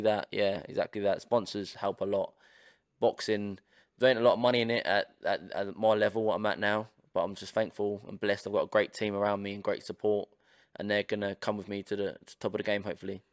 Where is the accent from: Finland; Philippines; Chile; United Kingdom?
United Kingdom; Portsmouth, South East England; we're, we're from Portsmouth, we're from Ports of England